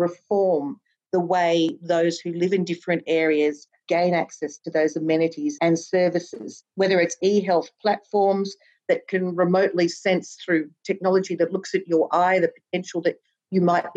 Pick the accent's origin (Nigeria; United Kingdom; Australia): Australia